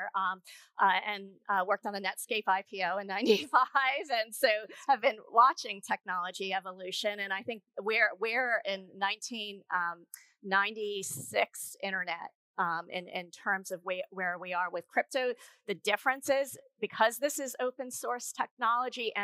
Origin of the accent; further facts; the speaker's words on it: Kenya; moved away; I was born in Kenya